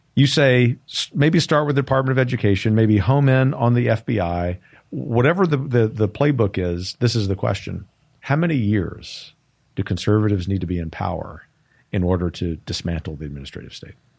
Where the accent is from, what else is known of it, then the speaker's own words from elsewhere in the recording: United States; as an American